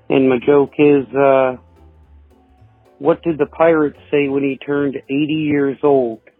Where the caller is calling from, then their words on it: Antioch, Illinois, United States; from Antioch, Illinois.